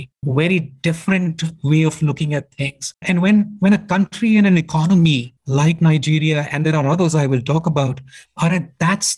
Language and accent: English; India; moved away as an adult; I'm an Indian, born and brought up in India, kind of educated in India